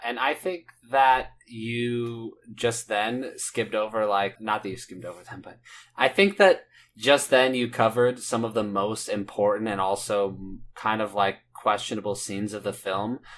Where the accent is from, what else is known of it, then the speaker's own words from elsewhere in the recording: Indiana, United States; I'm from Nowheresville, Indiana